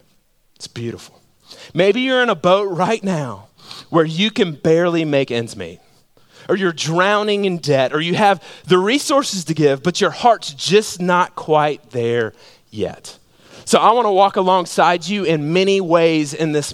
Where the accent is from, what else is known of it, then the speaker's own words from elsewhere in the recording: Georgia, United States; I'm from Georgia.